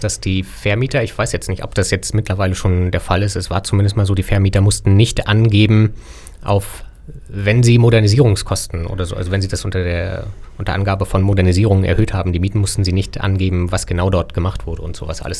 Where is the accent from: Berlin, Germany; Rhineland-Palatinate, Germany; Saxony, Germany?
Berlin, Germany; wir sind drei gebürtige Berliner